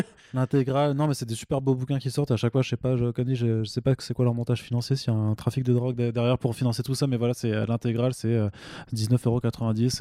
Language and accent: French; Alsace, Grand Est, France; je suis alsacien